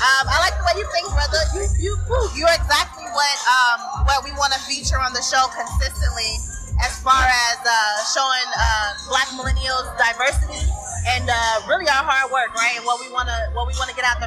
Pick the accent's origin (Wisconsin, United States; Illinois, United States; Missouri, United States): Illinois, United States; Chicago; moved away as an adult; now in San Diego, United States; I'm from Chicago